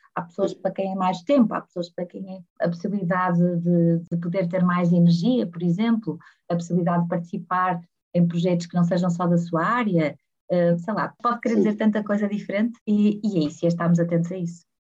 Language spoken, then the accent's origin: Portuguese; Porto, Norte, Portugal; nascida e criada no Porto